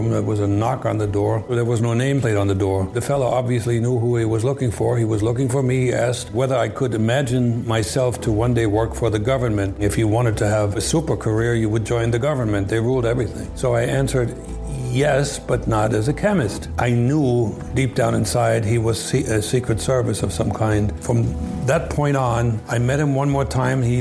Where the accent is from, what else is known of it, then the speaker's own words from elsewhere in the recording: East Germany, Germany; English is a second language; moved away as an adult; now in United States; I was born and raised in East Germany, was recruited by the KGB.